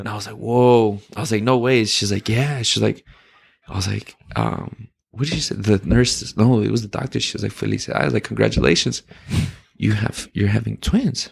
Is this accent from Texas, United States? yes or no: yes; El Paso, Texas, United States; moved away; I'm from El Paso, Texas